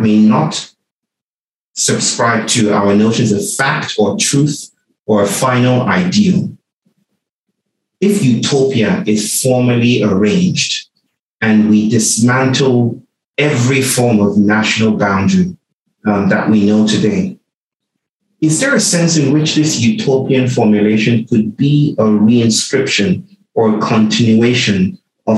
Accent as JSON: {"language": "English", "country": "Nigeria", "tie": "born or raised there", "said": "I was born in Nigeria and I got programmed to be Nigerian"}